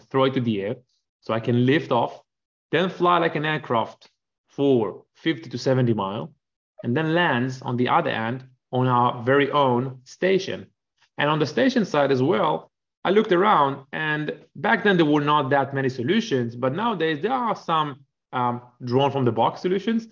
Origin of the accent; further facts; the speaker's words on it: Israel; moved away as an adult; also born or lived in Canada; I grew up in Israel, spent almost a decade in the Air Force